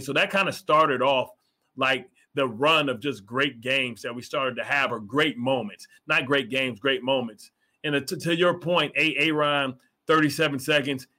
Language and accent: English; Detroit, Michigan, United States; I'm from Detroit